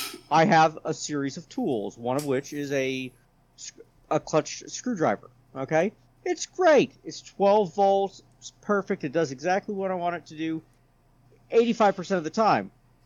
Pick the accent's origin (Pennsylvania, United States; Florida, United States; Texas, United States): Texas, United States; San Antonio; I grew up in San Antonio, Texas. At least I went to high school there. All right, military brat, I've been all over the world.